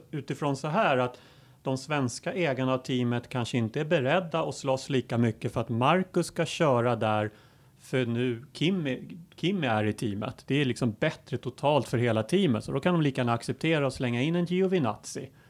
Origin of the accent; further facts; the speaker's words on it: Sweden; som svensk